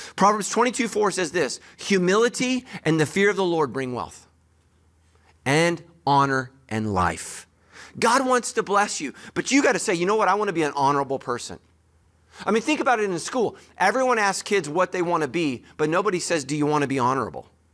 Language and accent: English; United States; I'm American